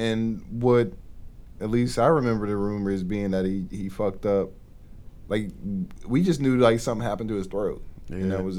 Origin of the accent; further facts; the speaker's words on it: Atlanta, Georgia, United States; I was in Atlanta. I was growing up in Atlanta when DOC came out.